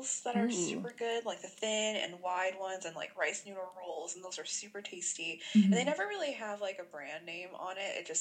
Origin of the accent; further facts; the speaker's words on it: Cleveland, Ohio, United States; I grew up in Cleveland